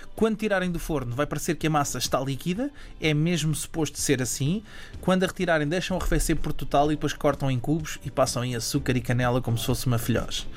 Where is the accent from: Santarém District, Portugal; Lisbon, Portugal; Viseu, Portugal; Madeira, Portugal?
Lisbon, Portugal; Margem Sul; eu sou também da Margem Sul